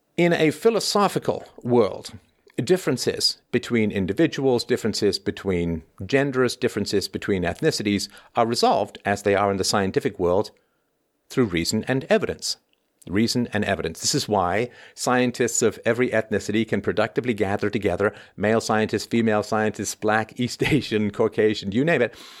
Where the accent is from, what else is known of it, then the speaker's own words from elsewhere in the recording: Ireland; moved away; I was born in Ireland. I spent a significant portion of my childhood in Ireland.